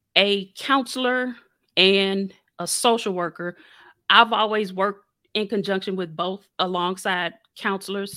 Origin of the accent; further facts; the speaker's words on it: St. Louis, Missouri, United States; I was born and raised in Saint Louis